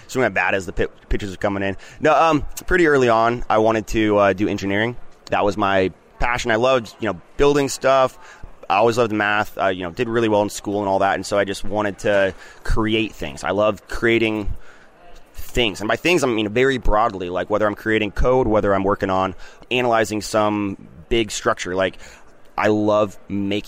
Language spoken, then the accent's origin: English; Grants Pass, Oregon, United States; It's my hometown. It's all I know